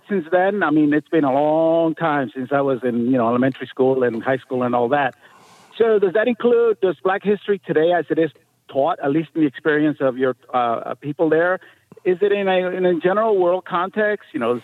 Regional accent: New York, United States; now in Annapolis, United States; when I was growing up in New York

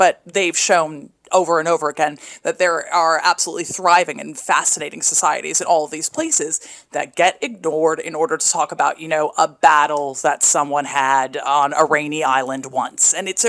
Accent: Pacific Northwest, United States; where I grew up in the Pacific Northwest

